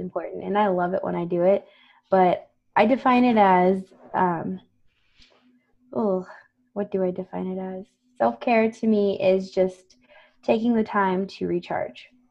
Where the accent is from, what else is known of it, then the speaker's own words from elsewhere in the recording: Floresville, Texas, United States; also born or lived in San Antonio, Texas; Grew up in Floresville, Texas